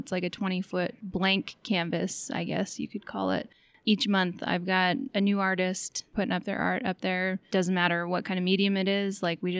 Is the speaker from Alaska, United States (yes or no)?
yes; Sitka, Alaska, United States; also born or lived in South Carolina; now in Juneau, United States; Well, I'm actually from Sitka.